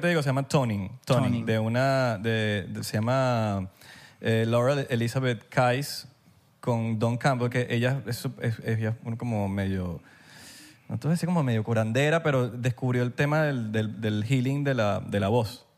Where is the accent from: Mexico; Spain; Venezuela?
Venezuela